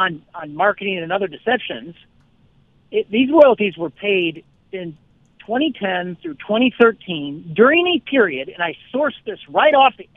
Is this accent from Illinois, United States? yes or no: yes; Illinois, United States; I'm from Illinois.